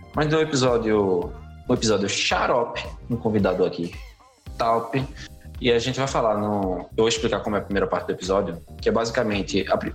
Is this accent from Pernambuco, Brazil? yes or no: yes; Pernambuco, Brazil; Eu sou pernambucano